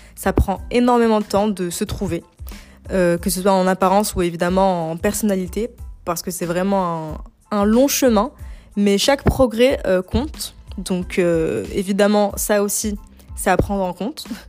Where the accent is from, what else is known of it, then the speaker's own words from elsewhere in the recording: Algeria; moved away as an adult; now in France; je suis algérienne, je suis arrivée en France il y a 8 ans